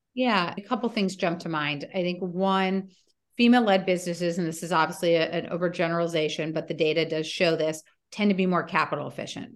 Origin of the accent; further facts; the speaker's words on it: Washington, District of Columbia, United States; also born or lived in Stanford, California / Europe; I grew up in Washington, D.C.